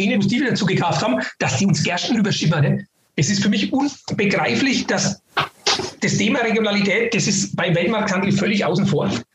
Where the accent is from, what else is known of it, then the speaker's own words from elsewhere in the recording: Northern Bavaria, Germany; bei uns in Nordbayern